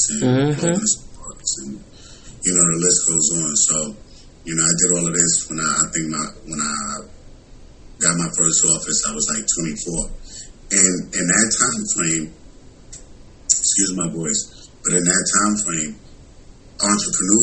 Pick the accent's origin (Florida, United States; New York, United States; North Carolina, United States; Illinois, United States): New York, United States; New York City; moved away as an adult; also born or lived in Tuskegee, Alabama; now in Atlanta, United States; growing up in New York